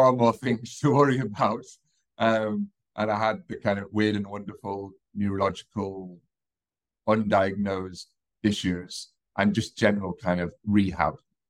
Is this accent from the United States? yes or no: no; United Kingdom; accent: British; moved away as an adult; also born or lived in New Zealand / Canada; now in United Arab Emirates; hopefully you can tell from my accent, I'm British